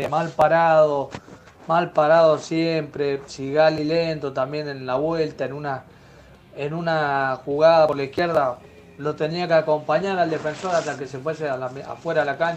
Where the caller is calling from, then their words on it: Mendoza, Argentina; Hola Ramiro, hola banda, ¿cómo andan? … de Mendoza.